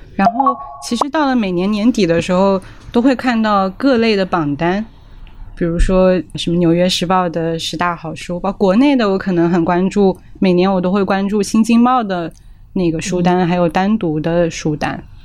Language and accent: Chinese; Jiangxi, China; accent: Mandarin (no dialect); first language Mandarin; 我自己是出生在一个说普通话的家庭，我没有在这种方言的背景中长大，我妈妈是播音员嘛，然后江西又是一个推广普通话做得特别成功的一个省份